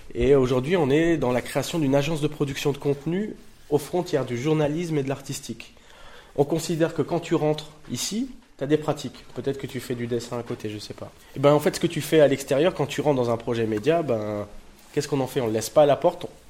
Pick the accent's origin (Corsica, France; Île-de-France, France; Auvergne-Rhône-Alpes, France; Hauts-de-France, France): Hauts-de-France, France; Tourcoing; moved away as an adult; also born or lived in Roubaix / Paris; je suis né à Roubaix, j'ai grandi à Tourcoing